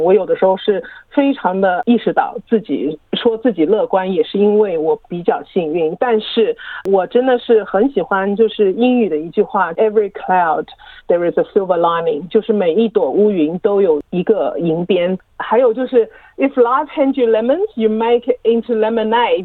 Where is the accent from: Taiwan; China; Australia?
Australia; Melbourne, Victoria; 因为我是墨尔本的人